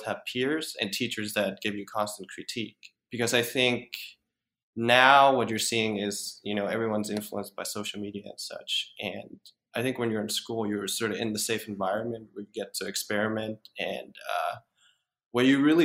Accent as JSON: {"language": "English", "country": "Denmark", "moved": "yes", "said": "I'm from Denmark originally"}